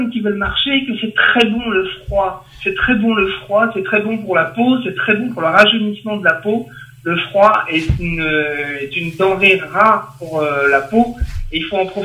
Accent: Normandy, France; je suis normand, donc j'ai l'habitude du froid.

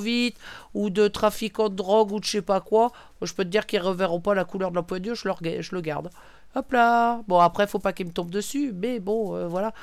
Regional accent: Brittany, France; bretonne, voilà tout est dit, je suis bretonne

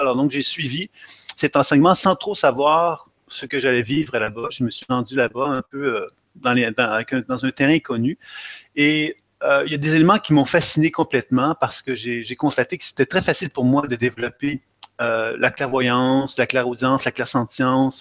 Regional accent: Quebec, Canada; Je viens effectivement du Québec.

